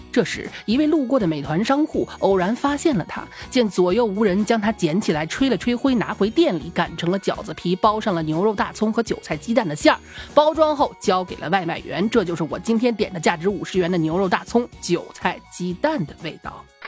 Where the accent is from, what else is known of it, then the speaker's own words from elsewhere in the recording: China; moved away; 我们老家那个四五线的小县级市